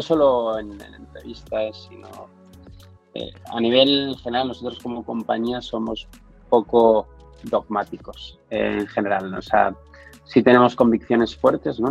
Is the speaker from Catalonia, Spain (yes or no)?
yes; Barcelona, Catalonia, Spain; moved away as an adult; now in Madrid, Spain; vengo de Barcelona